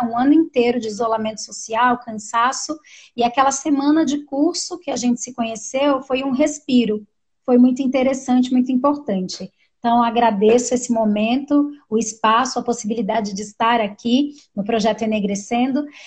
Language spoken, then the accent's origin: Portuguese; São Paulo, Brazil; also born or lived in Montanha, Espírito Santo / São João do Sobrado, Espírito Santo; Depois a gente foi morar numa ocupação que tem aqui no nosso território também, que é onde meus pais moram até hoje. E nessa ocupação foi onde eu cresci